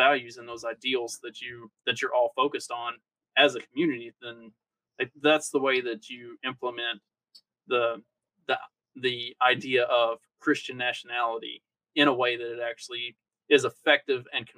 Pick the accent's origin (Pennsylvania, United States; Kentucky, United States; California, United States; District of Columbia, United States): Kentucky, United States; now in Indiana, United States; where I grew up in Kentucky